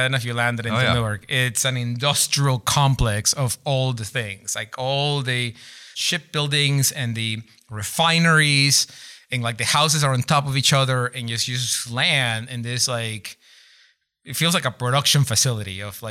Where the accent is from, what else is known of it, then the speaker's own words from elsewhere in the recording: Ecuador; English is a second language; moved away as an adult; also born or lived in Boston; now in Seattle, United States; I'm from Ecuador.